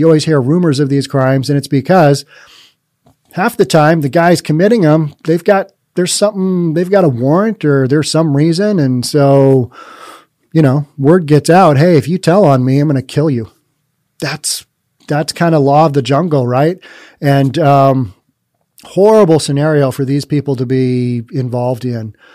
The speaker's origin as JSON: {"language": "English", "town": "Bellevue", "region": "Washington", "country": "United States", "tie": "born or raised there", "said": "I'm very biased towards Bellevue. It's my hometown"}